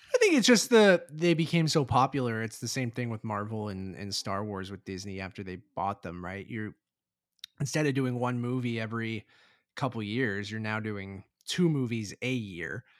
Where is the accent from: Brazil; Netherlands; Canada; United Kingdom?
Canada; Toronto, Ontario; we're from Toronto